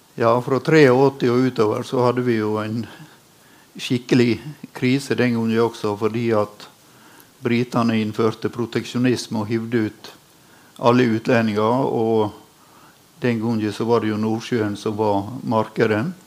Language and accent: Norwegian; Sunnmøre, Møre og Romsdal, Norway; som sunnmøring